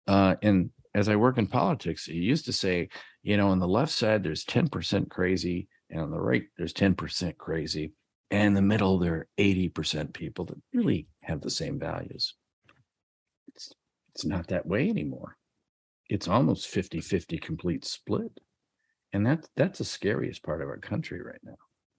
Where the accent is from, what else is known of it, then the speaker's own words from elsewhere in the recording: Iowa, United States; from Iowa. Our house is 2.5 years old.